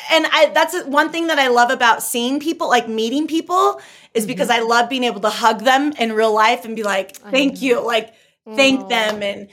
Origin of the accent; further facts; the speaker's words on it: California, United States; now in Utah, United States; I'm originally from California, but I live in Utah now